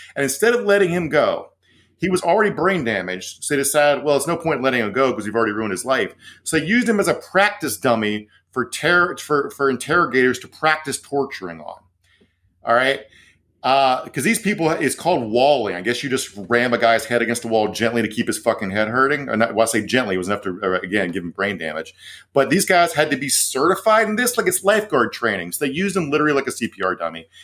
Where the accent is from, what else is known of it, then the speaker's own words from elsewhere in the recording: Virginia, United States; Virginia, my home state.